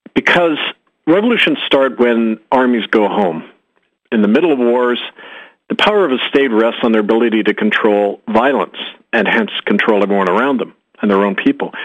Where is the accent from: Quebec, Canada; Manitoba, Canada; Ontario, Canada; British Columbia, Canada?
Manitoba, Canada; Winnipeg; my hometown of Winnipeg